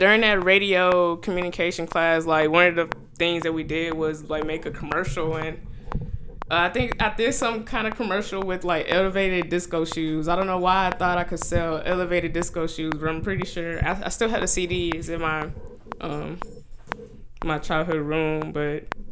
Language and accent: English; Houston, Texas, United States; now in Austin, United States; I'm originally from Houston, but I'm living out in ATX right now